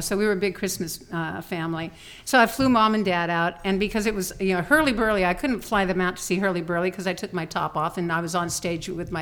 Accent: Oak Glen, California, United States; now in Las Vegas, United States; I grew up on an apple ranch.

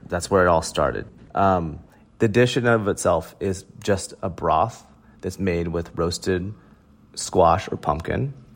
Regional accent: Oklahoma, United States; growing up in Oklahoma

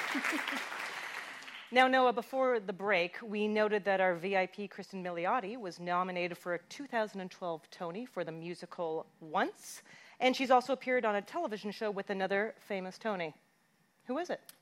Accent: Canada; as a Canadian.

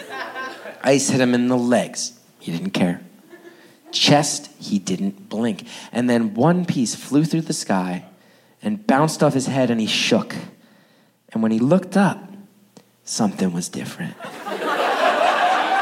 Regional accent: West Orange, New Jersey, United States; Now, I grew up in northern New Jersey. More specifically, I grew up in a town called West Orange.

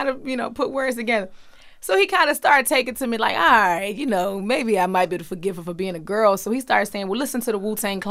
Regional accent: Baltimore, Maryland, United States; I grew up in Baltimore

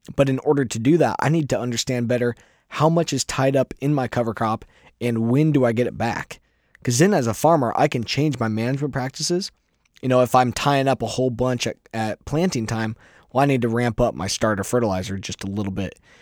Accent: Iowa, United States; I'm a farmer from Iowa.

